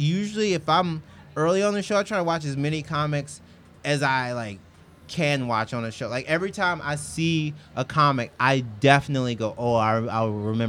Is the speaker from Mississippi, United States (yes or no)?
yes; Mississippi, United States; moved away; Like, you know I'm from Mississippi, right?